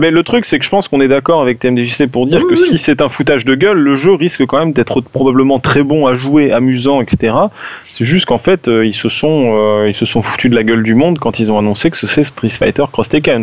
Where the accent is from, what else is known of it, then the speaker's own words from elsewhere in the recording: France; on est des Français